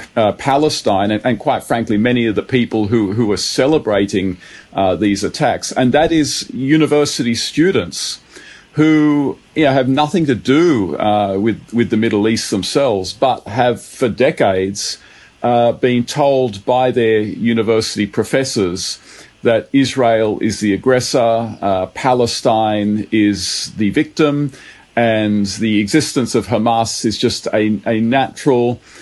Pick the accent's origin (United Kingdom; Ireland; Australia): Australia; Sydney, New South Wales; I grew up in Bankstown, uh, very very multicultural area